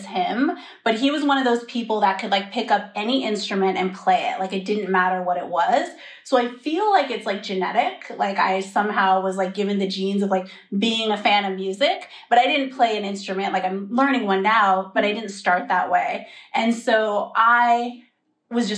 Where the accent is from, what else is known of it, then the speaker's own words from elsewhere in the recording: Bay Area, California, United States; moved away as an adult; brought me back home because I'm from the Bay Area